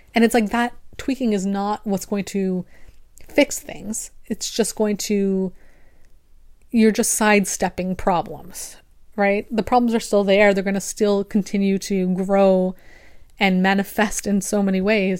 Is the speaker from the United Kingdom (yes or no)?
no; Canada; I'm also Canadian